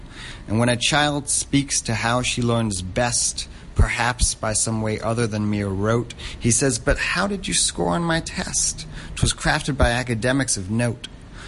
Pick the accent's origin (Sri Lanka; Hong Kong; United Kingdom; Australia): Hong Kong; It's an interesting thing happens as a third culture kid growing up in Hong Kong, which is that you never really feel too connected to where you're from